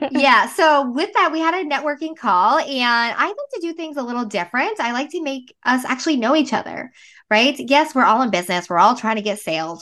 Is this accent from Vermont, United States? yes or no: yes; Northern Vermont, United States; I am originally from Vermont, Northern Vermont